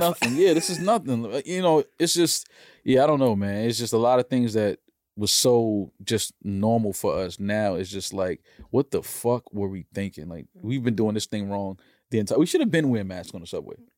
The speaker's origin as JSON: {"language": "English", "region": "New York", "country": "United States", "tie": "born or raised there", "said": "I'm a New Yorker, born and raised"}